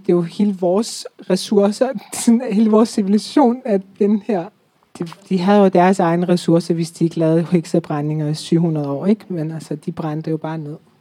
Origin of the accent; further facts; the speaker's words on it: Iran; now in Denmark; Jeg er født og, født og vokset op i Iran